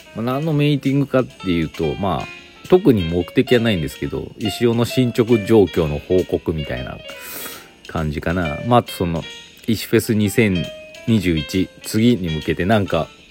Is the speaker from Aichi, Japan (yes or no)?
yes; Aichi, Japan; moved away as an adult; now in Gifu, Japan; 私岐阜歴14年愛知県出身